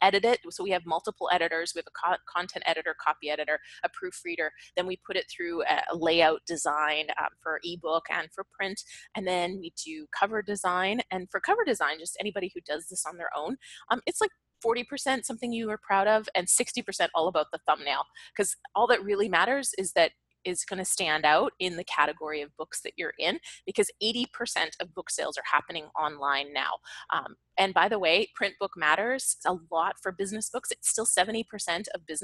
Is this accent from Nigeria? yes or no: no; Canada; moved away as an adult; now in Los Angeles, United States; I'm still Canadian. I love it here, but I'm still Canadian